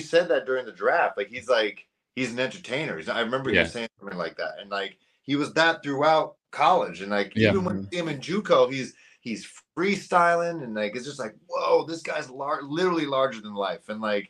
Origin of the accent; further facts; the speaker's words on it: Nashville, Tennessee, United States; I'm like, "I'm from Nashville."